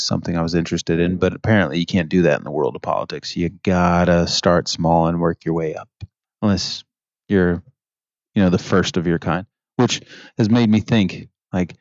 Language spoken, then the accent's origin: English; Canada; now in United States; I'm a Canadian citizen